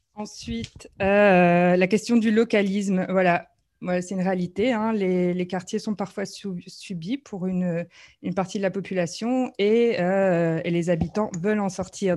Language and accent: French; Brussels, Brussels-Capital Region, Belgium; en tant que Bruxellois